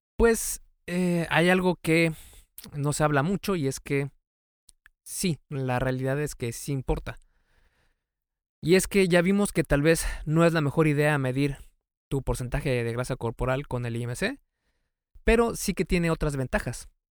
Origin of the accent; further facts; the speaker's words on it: Mexico; en México, de donde yo soy